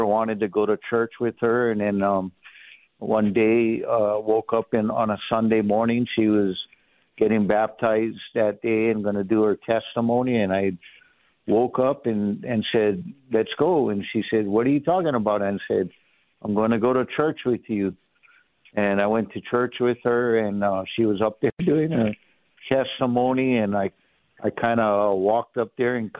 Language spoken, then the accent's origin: English; Kailua, Hawaii, United States; moved away as an adult; also born or lived in Honolulu, Hawaii; now in Las Vegas, United States; I was born and raised in Honolulu, Hawaii. I was raised in Kailua.